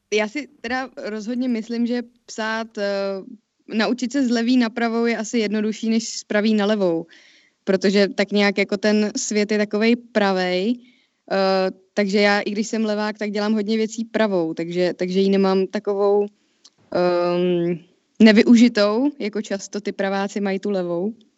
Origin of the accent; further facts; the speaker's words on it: Czechia; jako Češi